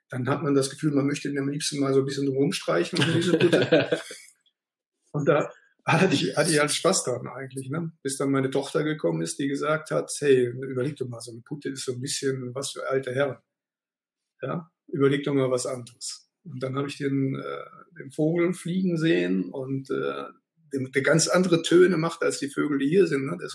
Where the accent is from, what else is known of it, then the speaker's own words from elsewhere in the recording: North Rhine-Westphalia, Germany; Ich komme ja eigentlich aus dem Sauerland, da gibt es nur Pilz.